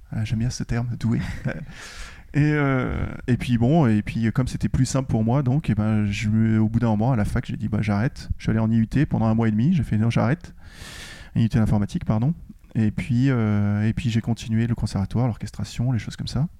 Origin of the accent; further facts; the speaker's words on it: France; je suis français